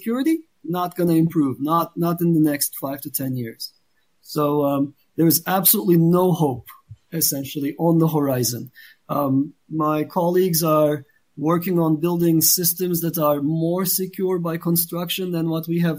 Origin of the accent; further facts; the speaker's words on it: Turkey; moved away; I'm from Turkey